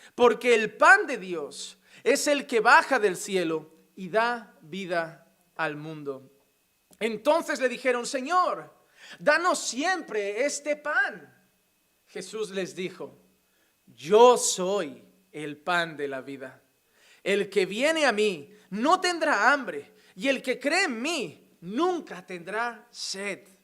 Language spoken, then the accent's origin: Spanish; Spain; now in Sant Vicenç dels Horts, Spain; como decimos en España